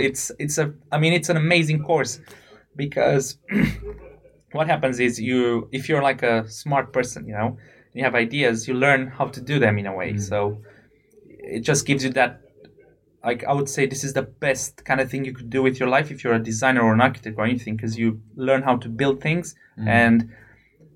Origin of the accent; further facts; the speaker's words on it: Romania; moved away as an adult; also born or lived in United Kingdom; I come from Romania